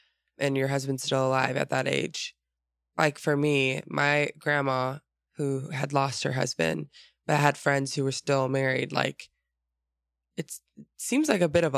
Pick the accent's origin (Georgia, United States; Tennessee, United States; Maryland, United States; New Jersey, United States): Georgia, United States; Atlanta; born there; I was born in Atlanta, Georgia.